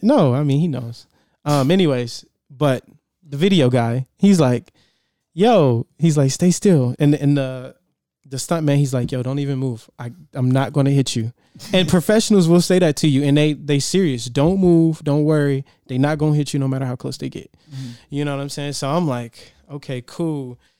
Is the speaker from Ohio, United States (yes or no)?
no; Detroit, Michigan, United States; now in San Diego, United States; I'm from Detroit.